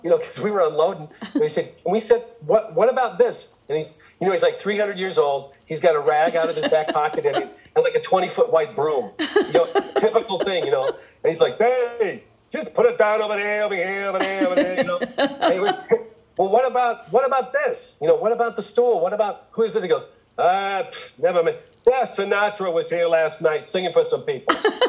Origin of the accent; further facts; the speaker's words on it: Michigan, United States; born there; I was born on the Air Force Base outside of Detroit.